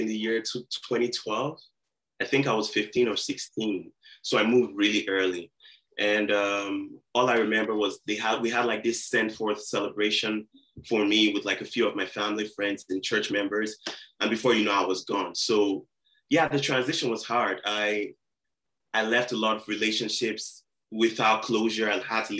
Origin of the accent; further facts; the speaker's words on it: Warri, Delta, Nigeria; now in Saskatoon, Canada; grew up in the southern part of Nigeria in a city called Warri, like W-A-R-R-I.